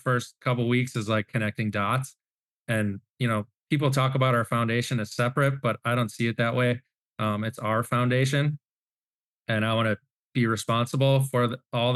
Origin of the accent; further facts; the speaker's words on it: Wisconsin, United States; now in Central Florida, United States; I grew up in Wisconsin